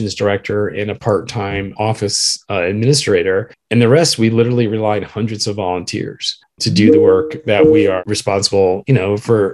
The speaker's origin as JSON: {"language": "English", "region": "Northeast", "country": "United States", "tie": "born or raised there", "moved": "yes", "lives_now": "Washington, D.C., United States", "said": "growing up in the Northeast"}